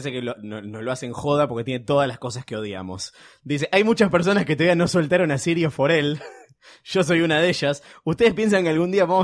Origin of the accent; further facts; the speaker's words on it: Sonora, Mexico; soy de Sonora, México. Lo sigo desde hace dos años